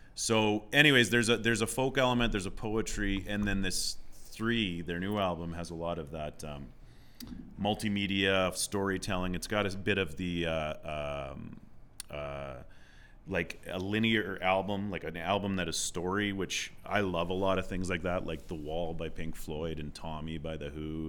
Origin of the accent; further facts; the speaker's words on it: southwest Saskatchewan, Canada; moved away; I grew up, like I said, in southwest Saskatchewan